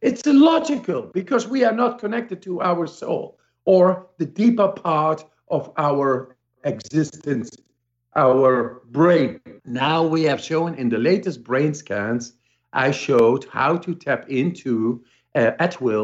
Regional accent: Amsterdam, North Holland, Netherlands; I come from Amsterdam

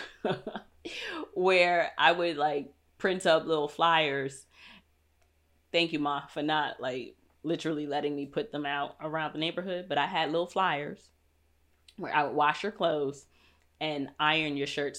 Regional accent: New York, United States; moved away as an adult; I'm a city girl. I'm from New York.

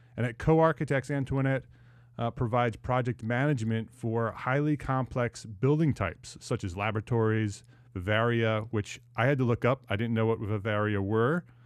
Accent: New Jersey, United States; moved away as an adult; also born or lived in New York / Westchester County; now in Charlotte, United States; I grew up in New Jersey

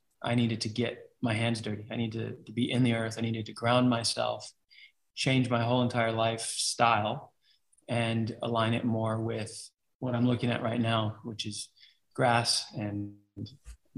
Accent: New York City, New York, United States; I grew up in New York. I was a street rat, straight up, like grew up in the streets.

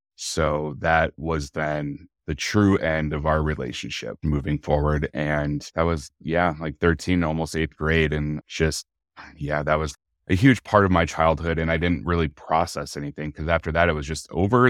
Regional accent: Bozeman, Montana, United States; also born or lived in Billings, Montana; I was born in Bozeman, Montana, in nineteen eighty-one. My mom and dad, we lived here only for maybe a few months after I was born, and we actually moved to Billings, Montana

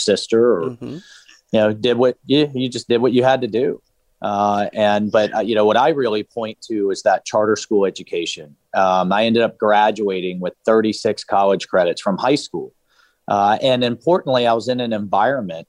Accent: Jacksonville, Florida, United States; I was born in South Florida, but grew up in Northeast Florida, in Jacksonville, big Navy town

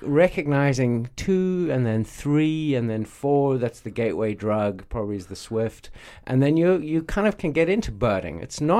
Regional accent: South Africa; I grew up in South Africa, where we go on safari. We don't call it that, but we go, to the bush and look at big wild animals a lot.

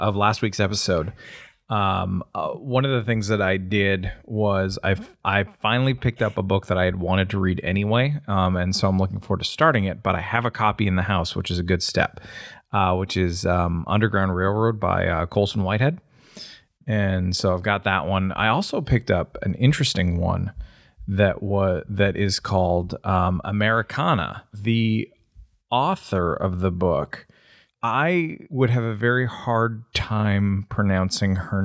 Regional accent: Canada; accent: Canadian; pronouncing it like a Canadian

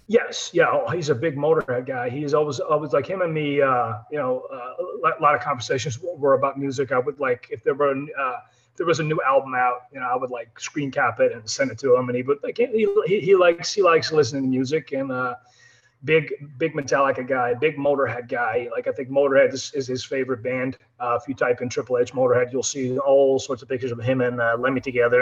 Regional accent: Netherlands; I'm European, I'm from the Netherlands

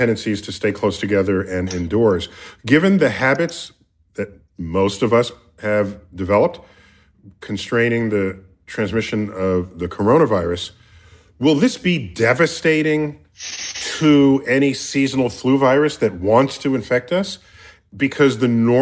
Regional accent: New York City, New York, United States; I grew up in the Bronx

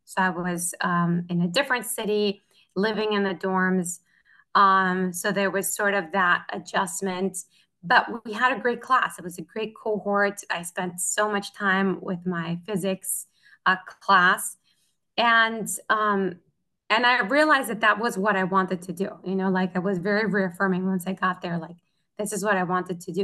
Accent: Tecamachalco, Puebla, Mexico; moved away as an adult; since I was in Tecamachalco, where I grew up in Puebla

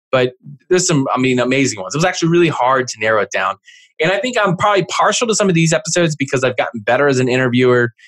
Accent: East Coast, outside of Philadelphia, Pennsylvania, United States; I'm from the East Coast, outside of Philly.

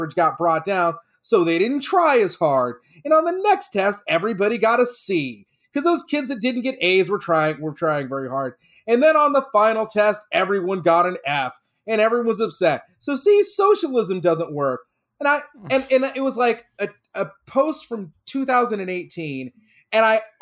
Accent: Texas, United States; I grew up in Texas with this guy

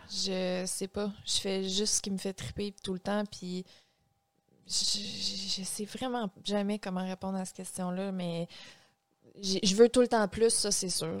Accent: Saint-Léandre, Quebec, Canada; j'avais comme 14 ans, puis je viens de Saint-Léandre, qui est un petit village à côté de Matane.

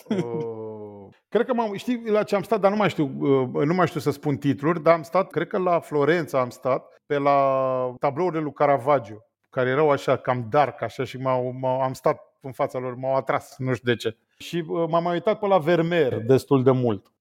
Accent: Romania; m-am născut în România comunistă

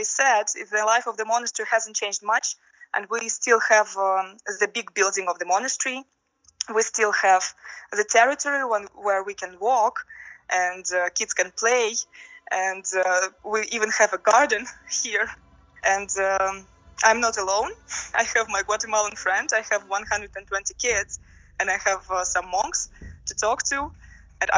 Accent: Russia; moved away; I'm from Russia

